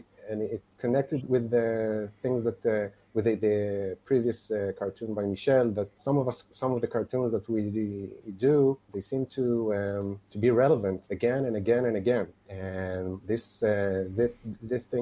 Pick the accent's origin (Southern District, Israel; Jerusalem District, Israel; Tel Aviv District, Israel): Southern District, Israel; the South; moved away; I'm originally from the South